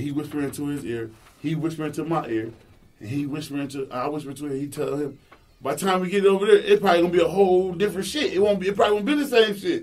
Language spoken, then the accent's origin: English; New York, United States; Growing up in New York